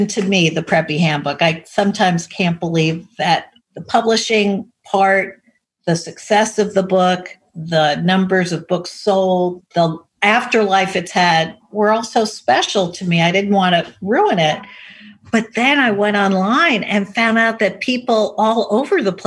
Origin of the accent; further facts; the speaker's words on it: New York City, New York, United States; I was raised in Manhattan.